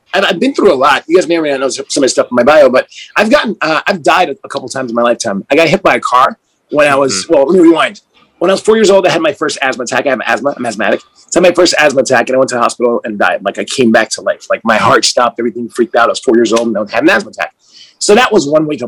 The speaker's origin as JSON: {"language": "English", "town": "New York City", "region": "New York", "country": "United States", "tie": "born or raised there", "also_born_or_lived": "Panama / Netherlands / Aruba", "said": "I was born in Brooklyn, New York. So I was born in New York"}